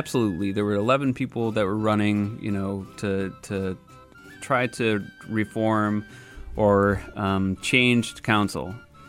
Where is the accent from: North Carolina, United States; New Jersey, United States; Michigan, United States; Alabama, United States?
Michigan, United States; Saginaw; I was born and raised in Saginaw, Michigan